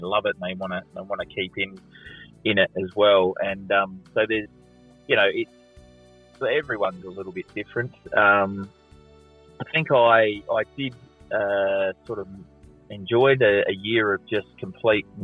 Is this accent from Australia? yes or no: yes; Adelaide, South Australia, Australia; I'm Adelaide kid. I was born at the Semaphore Hospital, grew up in North Haven, went to Taparoo High